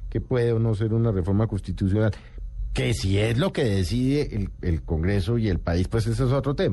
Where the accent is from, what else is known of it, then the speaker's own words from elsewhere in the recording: Colombia; como colombiano